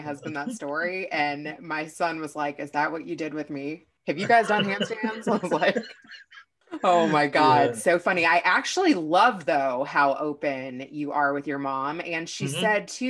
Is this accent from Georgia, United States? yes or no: no; Kentucky, United States; moved away; also born or lived in Louisville; So I used to live in Louisville. I'm from Kentucky.